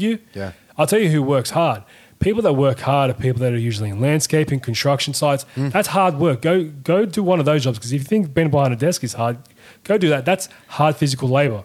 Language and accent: English; Sydney, New South Wales, Australia; We know what exactly it was growing up in Sydney